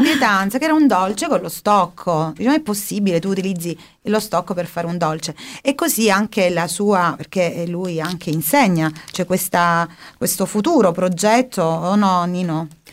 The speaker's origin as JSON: {"language": "Italian", "town": "Polistena", "region": "Calabria", "country": "Italy", "said": "io sono, per esempio, di Polistena"}